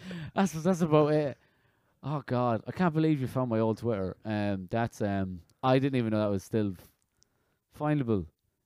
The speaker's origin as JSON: {"language": "English", "region": "west of Ireland", "country": "Ireland", "tie": "born or raised there", "also_born_or_lived": "London", "said": "I was born in London, and I moved to the west of Ireland. {S1} Mm-hmm. {S0} I lived there for 12 years and got bullied for not going to church."}